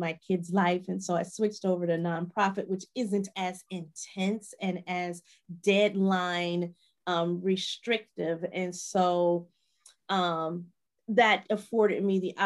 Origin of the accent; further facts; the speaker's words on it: Chicago, Illinois, United States; moved away as an adult; also born or lived in Nashville / Milwaukee, Wisconsin; I'm originally from Chicago